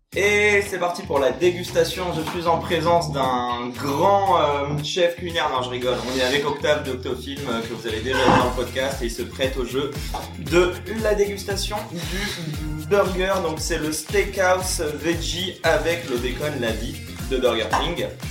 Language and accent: French; France; chez nous en France